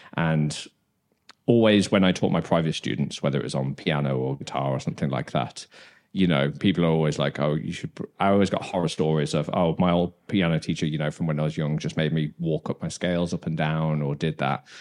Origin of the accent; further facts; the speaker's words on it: Dudley, West Midlands, United Kingdom; moved away as an adult; also born or lived in Brighton; now in Copenhagen, Denmark; I'm from Dudley.